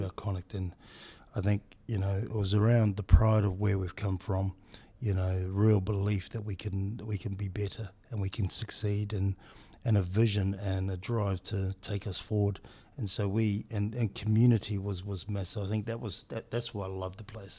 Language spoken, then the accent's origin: English; New Zealand; moved away; as a Pacific Islander boy growing up in New Zealand